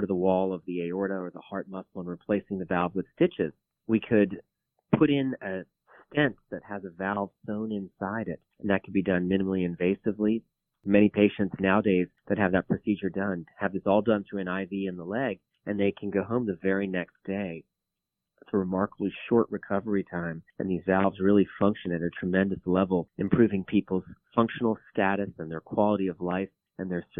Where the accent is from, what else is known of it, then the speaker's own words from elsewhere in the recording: Virginia Beach, Virginia, United States; also born or lived in Tennessee / Minnesota; I grew up in Virginia Beach